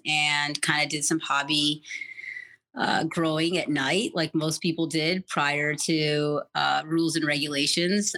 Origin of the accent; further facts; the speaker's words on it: New York City, New York, United States; now in Colorado, United States; I grew up in New York City. Um, I came to Colorado in 1998